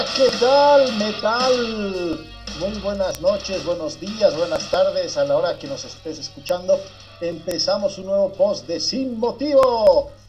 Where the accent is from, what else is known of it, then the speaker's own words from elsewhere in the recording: Bolivia; now in La Paz, Bolivia; nosotros estamos en La Paz, somos bolivianos